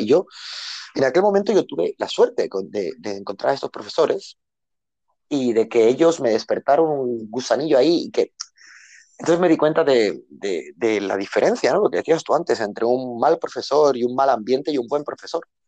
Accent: El Prat de Llobregat, Catalonia, Spain; moved away as an adult; now in Bangkok, Thailand; yo nací en un barrio muy humilde de Barcelona, eh, del Extraradio de Barcelona

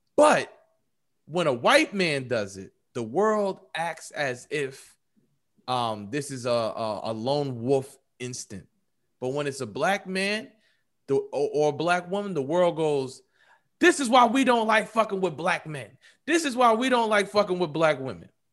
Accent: New York, United States; I'm from New York

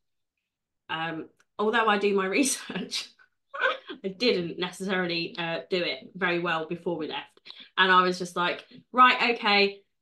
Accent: London, United Kingdom; So I grew up in North London. I was, you know, I had like the hub of pirate radio on my doorstep in Tottenham.

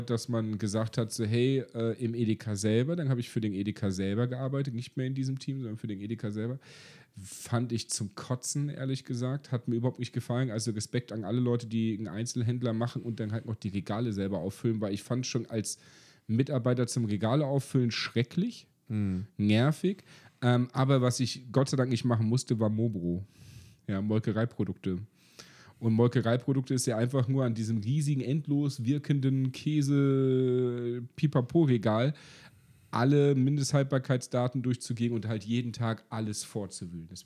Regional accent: East Germany, Germany; hi, ich bin Ossi, ich will hier arbeiten.

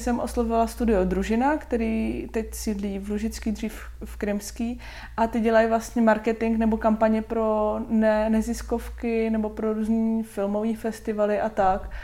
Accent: Šluknov, Ústí nad Labem Region, Czechia; moved away as an adult; now in Hradec Králové, Czechia; já pocházím ze Šluknova, Moje mamka je úřednice, můj táta je policajt

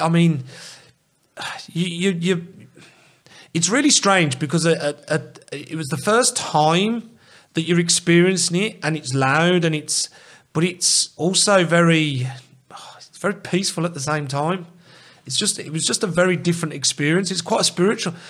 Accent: England, United Kingdom; as English people

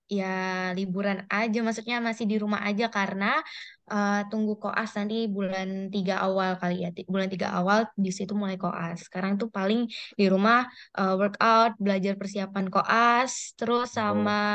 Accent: Medan, North Sumatra, Indonesia; Aku dari Medan.

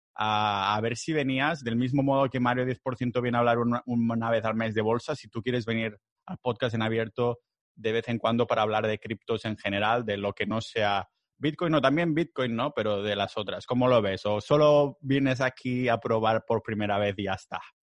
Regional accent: Catalonia, Spain; yo soy catalán

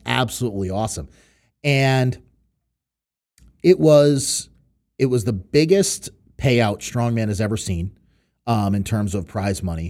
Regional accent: New York City, New York, United States; born or raised there; moved away; also born or lived in Connecticut / Western Massachusetts

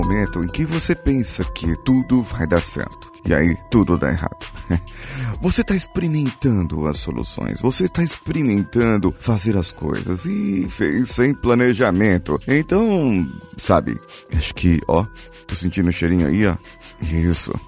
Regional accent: Brazil; nós somos brasileiros

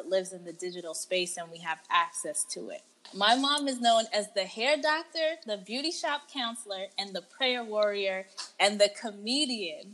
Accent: United States; I'm an American-born, first-generation American

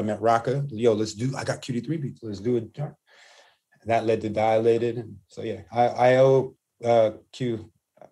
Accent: Los Angeles, California, United States; also born or lived in Hollywood / Santa Monica; I moved with my mom to where she can afford. And that was Venice

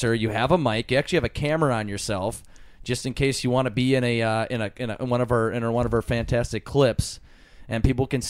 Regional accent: Minnesota, United States; no, Minnesota

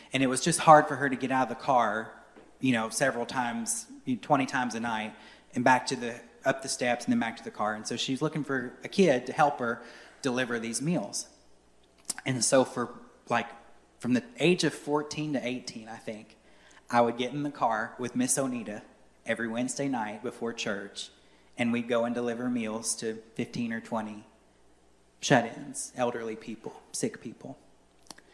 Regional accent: Courtland, Virginia, United States; I grew up in Cortland Baptist Church in Cortland, Virginia

